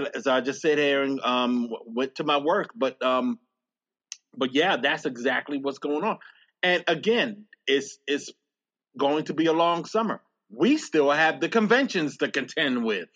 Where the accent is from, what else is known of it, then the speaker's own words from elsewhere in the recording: Somerset, New Jersey, United States; also born or lived in New Brunswick, New Jersey; my hometown, where Trump People's Project is based in New Brunswick. I'm from Somerset, New Jersey